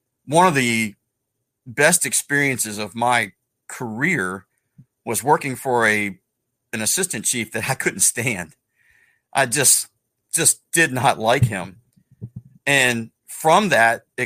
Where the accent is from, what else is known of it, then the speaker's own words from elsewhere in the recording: Salisbury, Maryland, United States; also born or lived in Parsonsburg, Maryland; I grew up in Salisbury, but I didn't grow up in the Salisbury Fire Department.